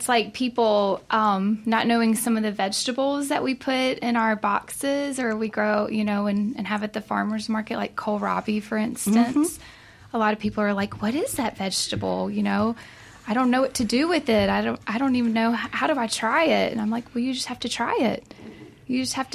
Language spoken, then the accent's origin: English; Mississippi, United States; also born or lived in Flora, Mississippi / western United States; I grew up over by the reservoir area